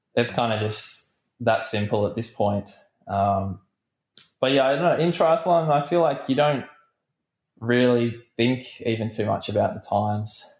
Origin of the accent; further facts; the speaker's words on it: Australia; growing up as an Australian